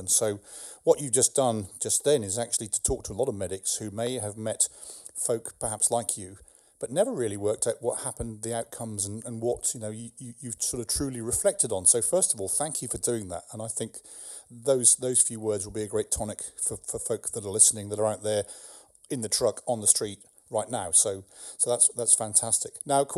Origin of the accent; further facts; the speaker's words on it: England, United Kingdom; now in California, United States; I'm English